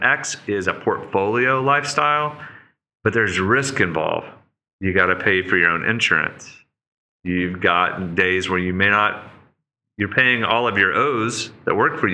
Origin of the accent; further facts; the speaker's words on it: Oklahoma, United States; moved away; we're farmers from Oklahoma, and we're just renting across the street